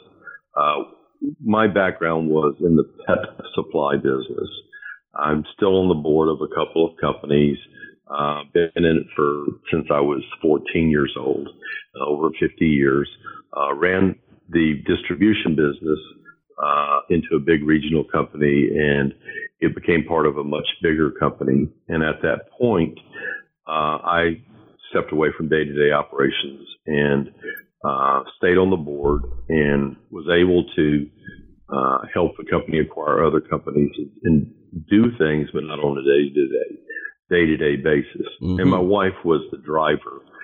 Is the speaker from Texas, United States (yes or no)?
yes; San Antonio, Texas, United States; now in South Padre Island, United States; We grew up in San Antonio